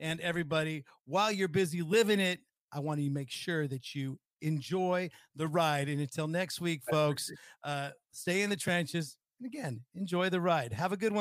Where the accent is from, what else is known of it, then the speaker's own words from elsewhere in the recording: Northern California, United States; we're both from Northern California